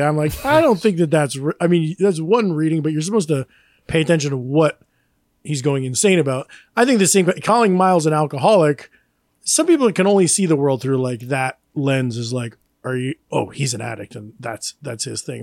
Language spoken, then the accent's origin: English; New York, United States; as a New Yorker